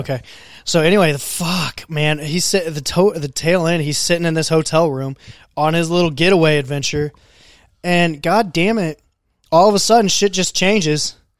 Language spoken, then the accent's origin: English; United States; I grew up in Benton County